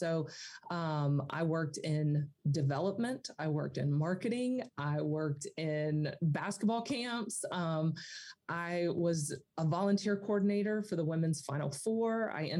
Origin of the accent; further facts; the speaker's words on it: Atlanta, Georgia, United States; I grew up near Atlanta, and so we would have a lot of sporting events that would come through town. Obviously, I grew up a huge Atlanta Braves fan